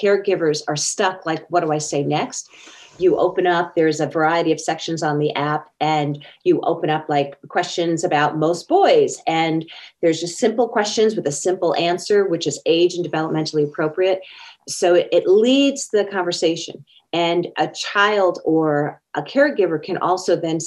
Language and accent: English; Long Island, New York, United States; moved away; I was raised back in New York, Long Island, New York